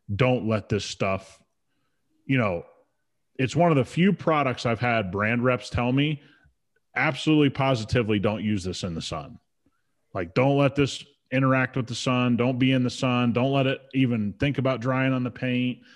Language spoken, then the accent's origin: English; Ohio, United States; I grew up a Buckeye fan, you know, I grew up around the Buckeyes